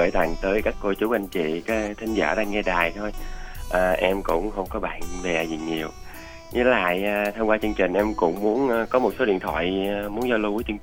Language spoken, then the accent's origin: Vietnamese; U Minh district, Cà Mau, Vietnam; moved away; quê em ở huyện u minh của tỉnh cà mau